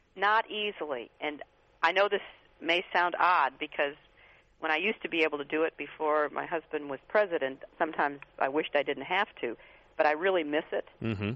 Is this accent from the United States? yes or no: yes; Midwest, United States; I grew up in the Midwest